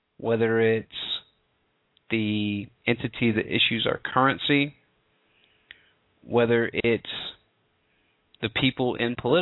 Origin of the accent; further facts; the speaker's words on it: the South, United States; I'm from the South